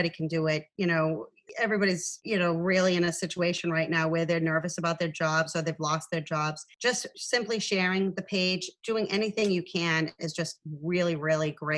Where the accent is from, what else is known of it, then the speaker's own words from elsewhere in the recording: Dracut, Massachusetts, United States; I'm originally from Dracut